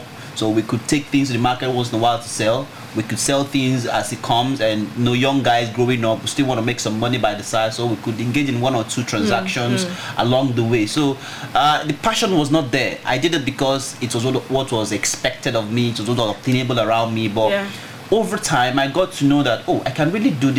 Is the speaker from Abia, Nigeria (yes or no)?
yes; Aba, Abia, Nigeria; I grew up in Aba, an eastern town, eastern part of Nigeria.